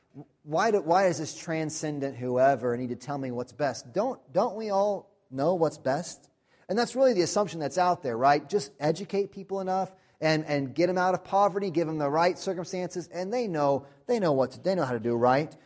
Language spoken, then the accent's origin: English; United States; We're American